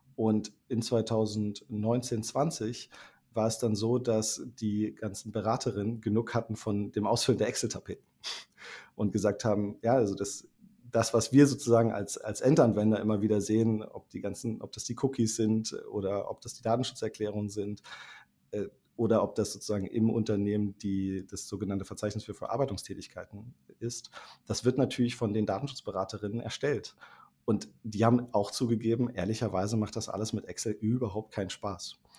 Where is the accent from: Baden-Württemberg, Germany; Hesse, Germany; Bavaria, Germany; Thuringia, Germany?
Thuringia, Germany; now in Berlin, Germany; gebürtiger Thüringer, als studierter Wirtschaftsinformatiker und lebender Berliner